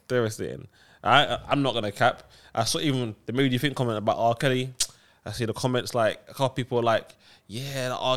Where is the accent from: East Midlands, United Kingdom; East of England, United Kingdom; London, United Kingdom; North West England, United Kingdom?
London, United Kingdom; Fields; I grew up in Fields